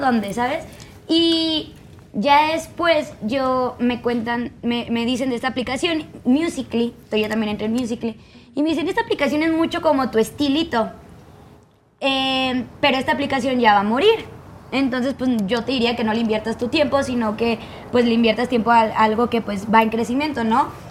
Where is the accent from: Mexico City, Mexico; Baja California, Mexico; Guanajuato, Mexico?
Baja California, Mexico; Tijuana; moved away; Yo soy de Tijuana